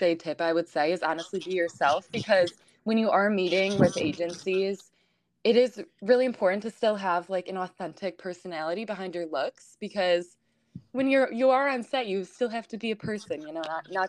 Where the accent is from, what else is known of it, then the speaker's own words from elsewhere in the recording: Michigan, United States; I'm originally from Michigan